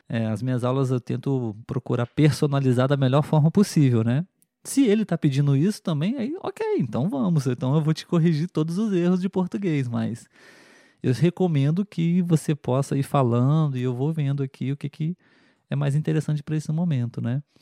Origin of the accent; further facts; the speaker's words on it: Brazil; Na escola, aqui no Brasil